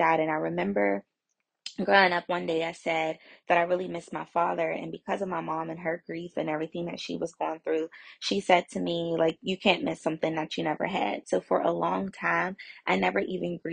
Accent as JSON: {"language": "English", "town": "McKeesport", "region": "Pennsylvania", "country": "United States", "tie": "born or raised there", "said": "I grew up in McKeesport, Pennsylvania. That's where I'm originally from"}